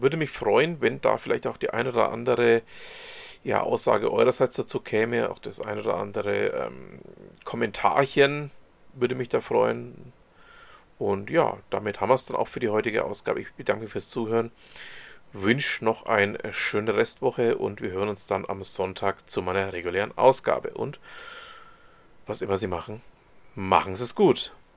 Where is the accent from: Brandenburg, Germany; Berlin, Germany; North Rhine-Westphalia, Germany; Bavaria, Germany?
Bavaria, Germany; Franconia; ich bin ja selber großer Dialektfan ähm, als Franke